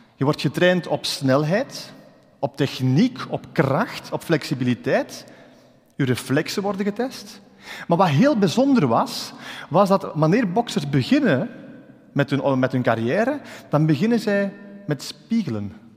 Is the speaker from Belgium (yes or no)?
yes; Ghent area, Flanders, Belgium; ik ben uit het Gentse afkomstig.